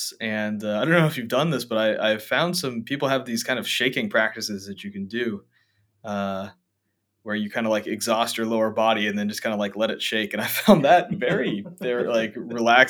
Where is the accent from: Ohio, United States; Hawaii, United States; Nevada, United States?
Hawaii, United States; now in Bay Area, United States; growing up in Hawaii where all the sort of racial categories were a little different.